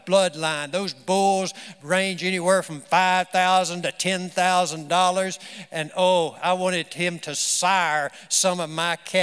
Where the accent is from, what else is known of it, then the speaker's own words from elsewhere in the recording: the South, United States; I'm a Southerner, so it would have to be in the South somewhere.